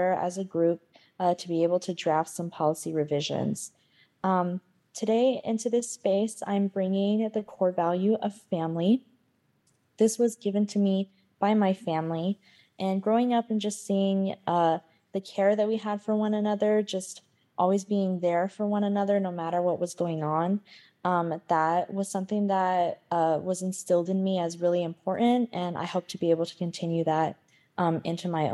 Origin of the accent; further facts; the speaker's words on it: Pueblo of Acoma, New Mexico, United States; I'm from the Pueblo of Acoma, and I'm also Mexican-American.